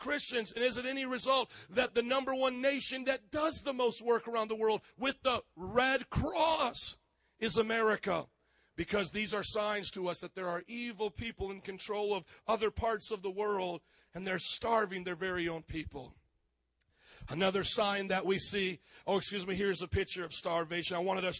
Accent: Fort Wayne, Indiana, United States; moved away; also born or lived in Miami; my hometown, Fort Wayne, Indiana

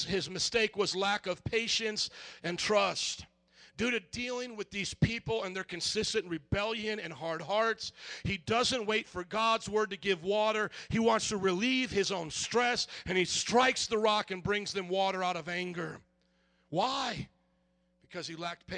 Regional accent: Indiana, United States; moved away as an adult; also born or lived in New Orleans, Louisiana; now in Chicago, United States; I was born and raised in Indiana to 18, then brought to New Orleans for 7.5 years, then brought here

